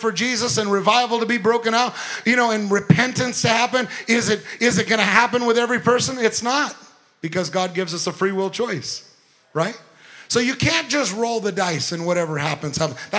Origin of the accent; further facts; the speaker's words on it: Long Beach, California, United States; moved away; Went to Long Beach, California, where I was born and raised in Long Beach, California